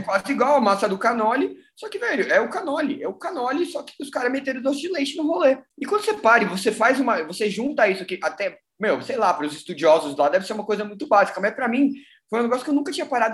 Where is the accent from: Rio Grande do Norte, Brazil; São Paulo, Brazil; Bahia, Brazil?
São Paulo, Brazil; also born or lived in Belo Horizonte; eu sou de São Paulo